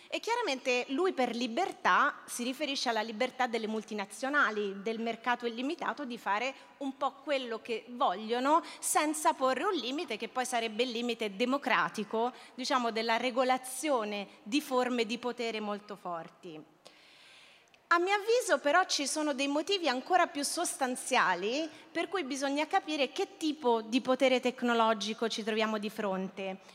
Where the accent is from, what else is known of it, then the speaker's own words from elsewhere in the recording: Rome, Lazio, Italy; moved away; also born or lived in Barcelona; io sono romana